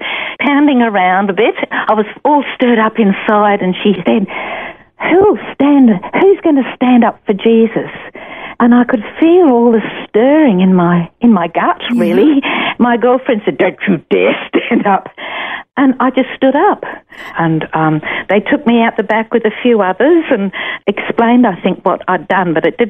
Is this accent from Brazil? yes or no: no; Brisbane, Queensland, Australia; born or raised there; also born or lived in St Albans, Hertfordshire, England